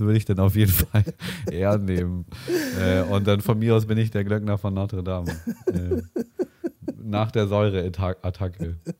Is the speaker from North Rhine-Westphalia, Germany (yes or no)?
no; Winsen, Lower Saxony, Germany; meine Heimatort Stöckte